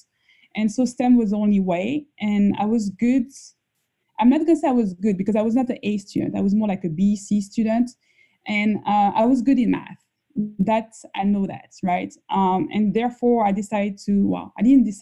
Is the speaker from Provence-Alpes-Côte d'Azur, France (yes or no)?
no; Paris, Île-de-France, France; moved away as an adult; now in United States; the first 19 years, I was raised in Paris, France.